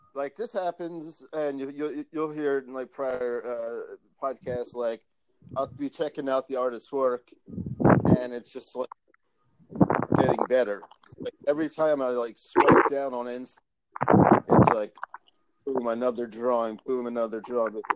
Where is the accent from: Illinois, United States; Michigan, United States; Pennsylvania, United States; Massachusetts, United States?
Pennsylvania, United States; Philadelphia; moved away; I'm originally from Philly